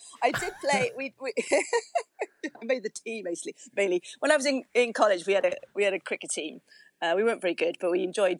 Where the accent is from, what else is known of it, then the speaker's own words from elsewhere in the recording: Llwynypia, Wales, United Kingdom; accent: broad Rhondda; moved away as an adult; So I grew up in Rhondda Fawr in a place called Lloyn y Pier, which translates as Magpie's Bush, which always raises a bit of a fanar. It's a very small place. It's got a satellite of the slightly bigger town of Tonopandy.